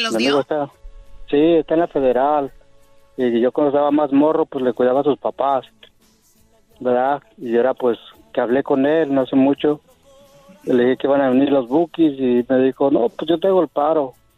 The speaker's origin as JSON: {"language": "Spanish", "region": "Michoacán", "country": "Mexico", "said": "somos michoacanos"}